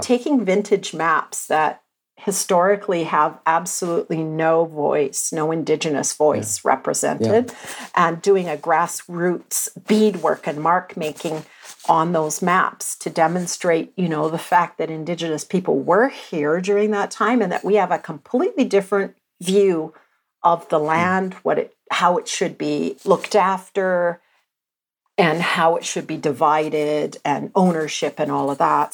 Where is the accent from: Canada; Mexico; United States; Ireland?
Canada; Athabasca, Alberta; I was born in Athabasca, Alberta and I was the fourth generation person to be born in Athabasca